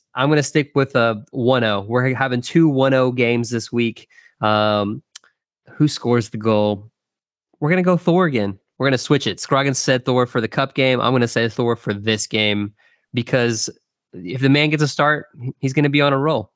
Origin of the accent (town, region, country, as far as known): Texas, United States